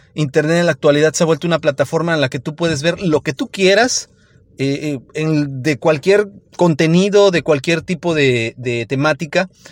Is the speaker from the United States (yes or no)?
no; Mexico; en nuestro país, en México